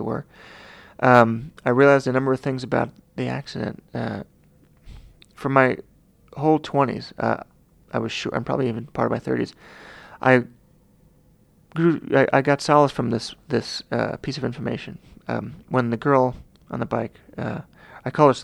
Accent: Long Island, New York, United States; I was from Long Island

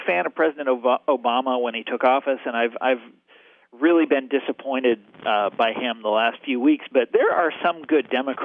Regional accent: Kansas, United States; my home state of Kansas

